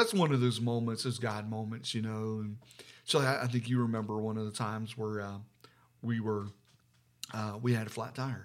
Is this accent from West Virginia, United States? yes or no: yes; West Virginia, United States; now in Ohio, United States; I'm from, we're from West Virginia